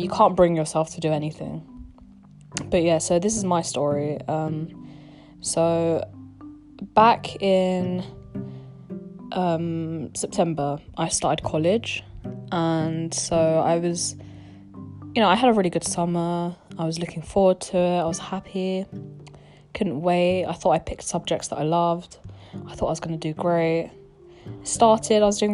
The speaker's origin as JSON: {"language": "English", "country": "United Kingdom", "accent": "British", "said": "I'm gonna be using my real British accent. This is how I speak"}